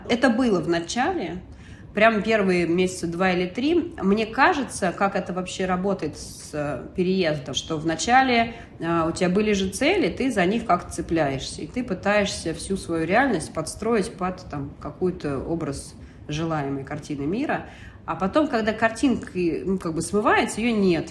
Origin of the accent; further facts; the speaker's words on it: Russia; moved away as an adult; я русская